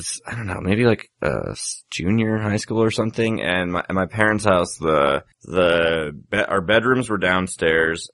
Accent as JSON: {"language": "English", "town": "Evergreen", "country": "United States", "tie": "born or raised there", "said": "growing up in Evergreen, like there's a lot of places where there's like, you don't really have a neighbor"}